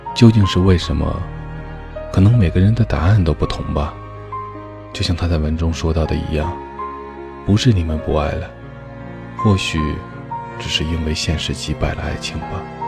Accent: Chongqing, China; 我是重庆人，双方又都是独生子女，不可以丢下家里的一切

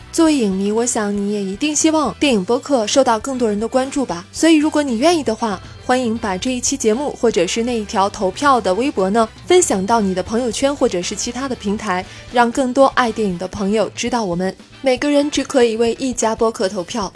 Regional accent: China; 我们中国人

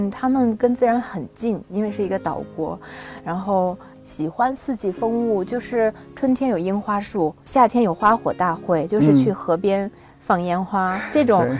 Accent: Binzhou, Shandong, China; moved away as an adult; 因为我从小在北方长大

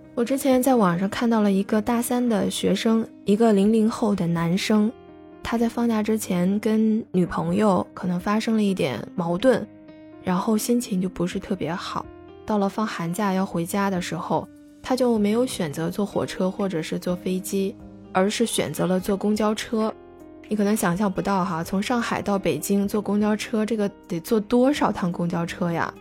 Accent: China; now in Shenzhen, China; 我在深圳向你问好

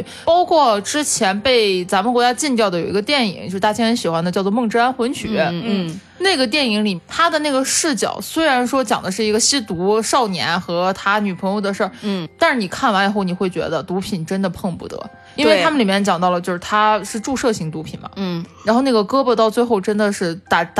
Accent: China; 但是并不是说你把死字从字典中删除，我们中国人民就都能永生了。

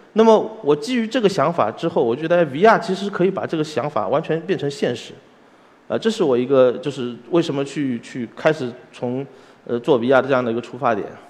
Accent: Shanghai, China; 因为我是从小是在嘉定长大的，所以我其实受，受的很多的就是中国传统文化的一些，一些熏，呃，感染

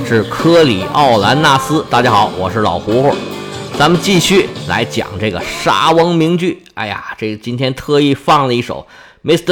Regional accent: China; 我们中国人

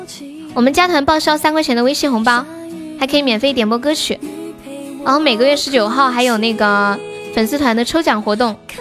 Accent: Sichuan, China; 对，我是四川的。

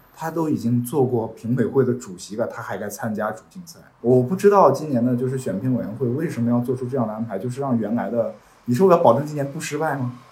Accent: China; 作为一个中国人来讲，我是能理解这种困境

